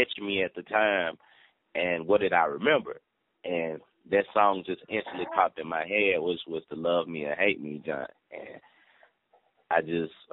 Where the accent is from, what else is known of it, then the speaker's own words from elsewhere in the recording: the South, United States; I'm from the South. So, you know, I just actually just, I don't know how, just dropped the R